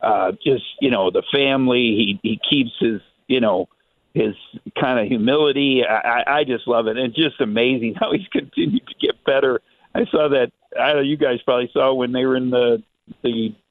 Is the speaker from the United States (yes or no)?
yes; Oshkosh, Wisconsin, United States; I'm from Wisconsin, Oshkosh, Wisconsin, a two-star recruit.